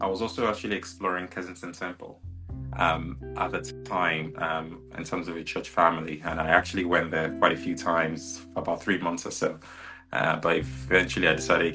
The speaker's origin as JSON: {"language": "English", "country": "Nigeria", "said": "I'm also Nigerian"}